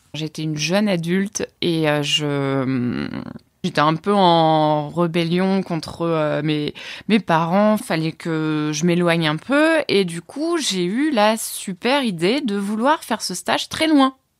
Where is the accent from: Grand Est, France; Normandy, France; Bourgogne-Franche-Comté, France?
Normandy, France; Orne; je viens de Normandie, dans l'Orne, en pleine campagne